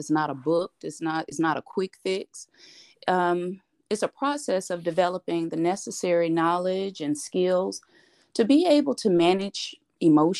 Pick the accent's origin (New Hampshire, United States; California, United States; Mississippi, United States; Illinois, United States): Mississippi, United States; moved away as an adult; now in Texas, United States; I'm originally from Mississippi